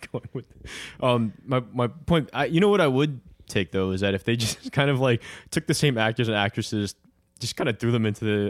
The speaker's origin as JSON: {"language": "English", "town": "Brooklyn", "region": "New York", "country": "United States", "tie": "born or raised there", "said": "when we were growing up in Bergen, in Bath Beach over by Bergen"}